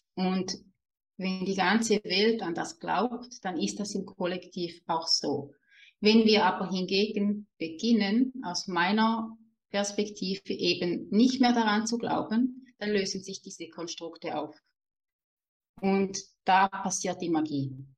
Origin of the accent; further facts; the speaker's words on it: Switzerland; accent: Swiss German dialect; ich lebe in der Schweiz, wie man vielleicht auch hört an meinem süßen Dialekt